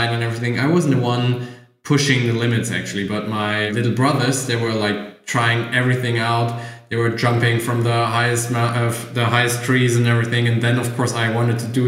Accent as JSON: {"language": "English", "country": "Germany", "tie": "born or raised there", "said": "I grew up in Germany in a little village near Frankfurt, like 80 kilometers from Frankfurt"}